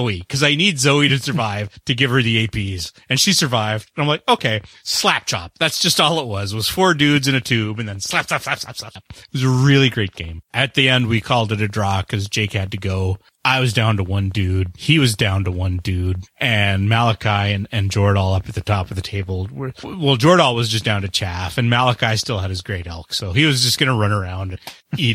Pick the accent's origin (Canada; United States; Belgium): Canada; I'm the Canadian.